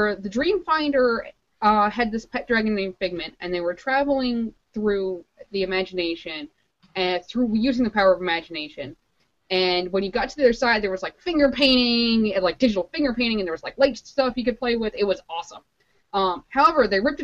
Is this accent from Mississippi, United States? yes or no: no; Chicago, Illinois, United States; I'm from Chicago